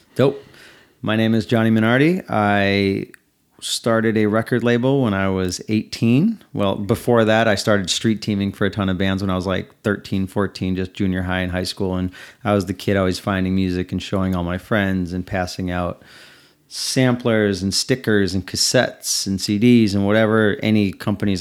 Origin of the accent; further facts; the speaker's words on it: Des Plaines, Illinois, United States; I am from right outside Chicago, Illinois, in the suburb of Des Plaines, where O'Hare is.